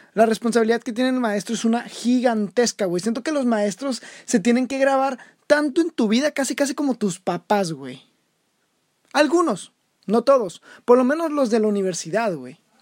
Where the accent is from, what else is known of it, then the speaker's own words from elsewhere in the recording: Mexico; soy el futuro de México